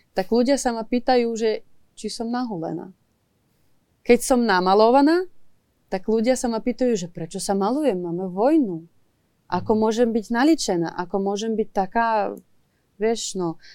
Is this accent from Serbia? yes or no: no; Ivano-Frankivsk, Ivano-Frankivsk Oblast, Ukraine; Slovak is a second language; moved away as an adult; also born or lived in Kyiv; som zo západnej Ukrajiny